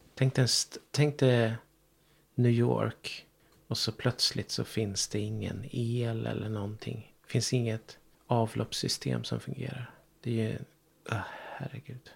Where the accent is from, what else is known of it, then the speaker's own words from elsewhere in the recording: Ryda, Sweden; moved away; also born or lived in Stockholm; min plats, där jag växte upp, Ryda